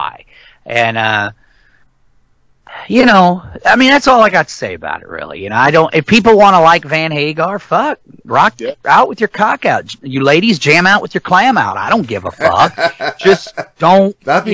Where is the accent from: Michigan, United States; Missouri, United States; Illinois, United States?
Illinois, United States; St. Louis Metro East; I'm from the St. Louis Metro East area